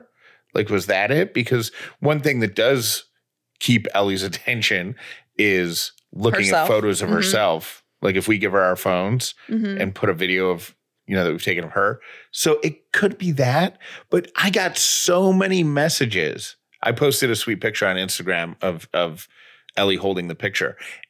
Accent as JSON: {"language": "English", "town": "Oswego", "region": "New York", "country": "United States", "tie": "born or raised there", "said": "I grew up in Oswego, New York. I know all about cold."}